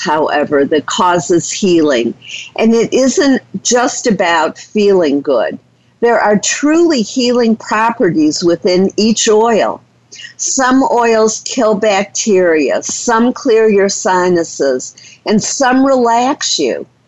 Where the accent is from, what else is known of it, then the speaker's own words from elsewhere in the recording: Detroit, Michigan, United States; I grew up in Detroit, Michigan